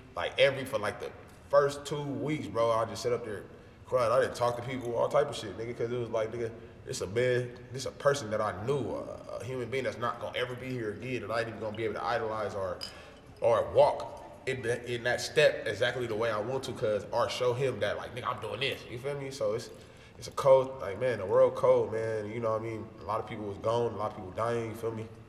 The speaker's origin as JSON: {"language": "English", "town": "Los Angeles", "region": "California", "country": "United States", "said": "I'm from Los Angeles, California. Feel me? Gutter, slums, South Central, Los Angeles"}